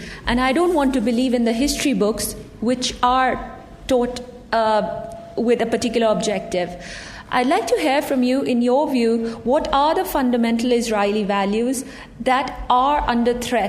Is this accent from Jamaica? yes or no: no; Pakistan; I come from Pakistan, a state which has had no foreign relations with your state.